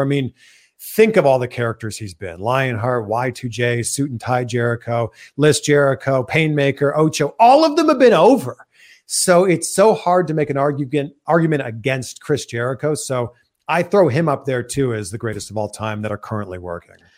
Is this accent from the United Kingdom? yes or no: no; Toronto, Ontario, Canada; moved away; we're both from Toronto